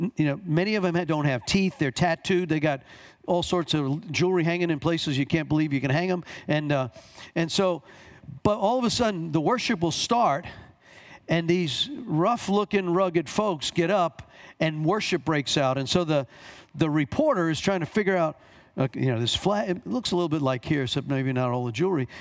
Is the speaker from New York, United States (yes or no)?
yes; Long Island, New York, United States; also born or lived in Bronx, New York; I was born here, grew up on Long Island, but I went to school for four years in the Bronx